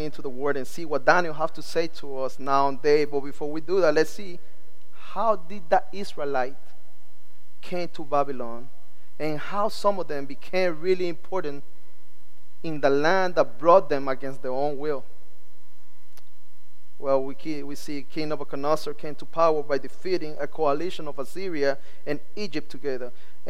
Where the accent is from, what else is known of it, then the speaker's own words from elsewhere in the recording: Nicaragua; English is a second language; now in Miami, United States; Although I'm from Nicaragua, and I feel like I'm home in our country. They know that some of our culture has changed. Some of my no longer the Nicaraguan slangs and the accents is no longer there. It's like because we live in Miami